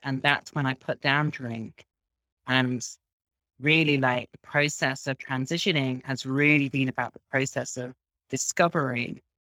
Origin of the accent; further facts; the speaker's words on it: Midlands, United Kingdom; now in Berlin, Germany; I'm from England, from a small town in the Midlands, which is in the middle of the country